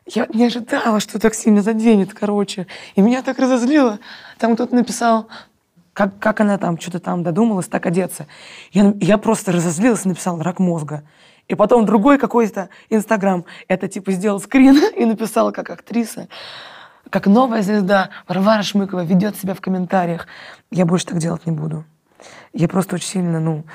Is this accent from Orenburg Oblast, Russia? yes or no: no; Moscow, Russia; я москвичка, я выросла в Москве